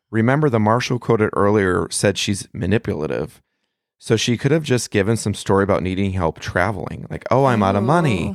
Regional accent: Melvindale, Michigan, United States; my hometown of Melvindale, Michigan

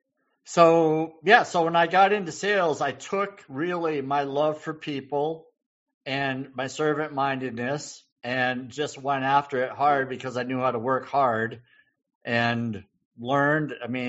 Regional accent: New England, United States; I'm from New England.

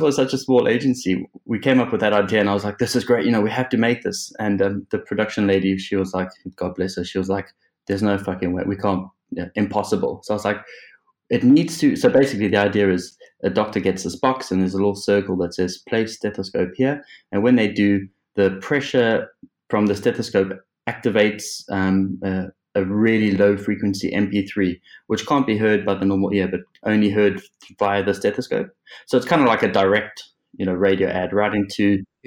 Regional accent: South Africa; moved away as an adult; also born or lived in Cape Town / Liverpool; now in England; I was born in South Africa, as you can probably tell by this unfortunate accent

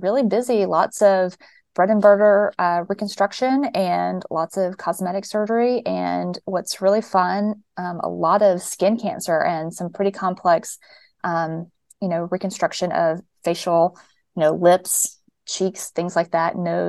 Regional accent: Fort Payne, Alabama, United States; I actually moved to Alabama. I'm from Fort Payne, Alabama, and so that's one of the reasons why I was recruited here. I'm from a small town

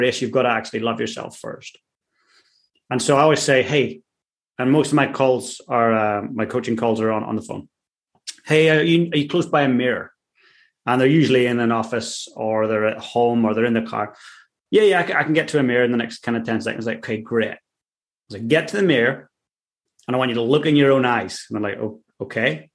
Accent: Ireland; I'm Irish. I grew up in a working class town

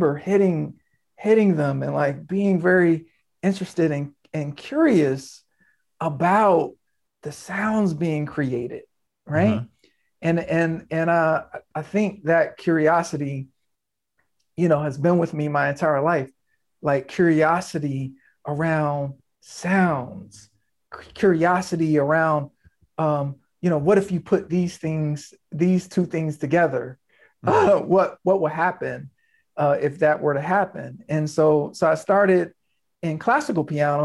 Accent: Norfolk, Virginia, United States; I was born in Norfolk, Virginia.

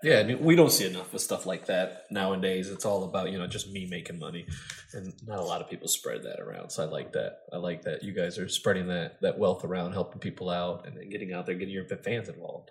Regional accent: Grand Rapids, Michigan, United States; born and raised in Grand Rapids

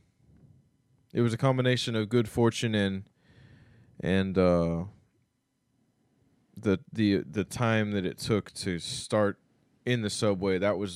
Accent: Oklahoma, United States; also born or lived in Florida / Mississippi / New Orleans / Seattle; now in New York, United States; born and raised there

